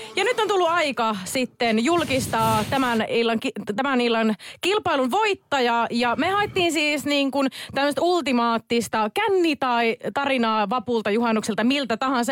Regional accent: Savo, Finland; moved away; Mäkin on ihan alun perin Savosta kotoisin, joten savolaiset pitää yhtä

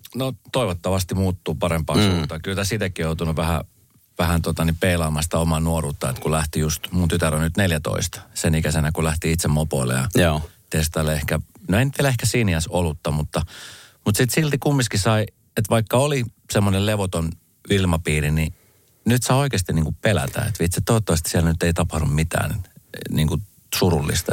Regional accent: Espoo, Uusimaa, Finland; mä oon niin mun nuoruuteni viettänyt Espoossa

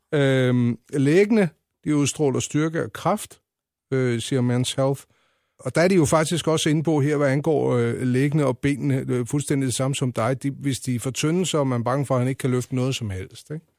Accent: Lejre, Zealand, Denmark; Jeg er jo øh, fra Lejre, så er jeg vokset op ude ved Savnlandet.

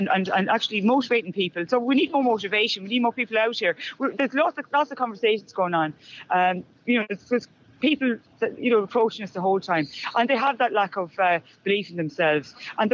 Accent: Ireland; us as Irish citizens

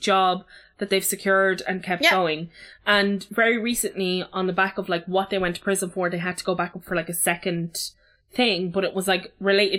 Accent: Dublin, Leinster, Ireland; I've lived in this house for like 15, 16 years. I'm from Ballyfermot.

